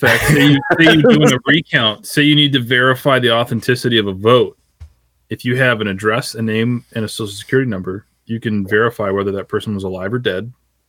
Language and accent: English; Guatemala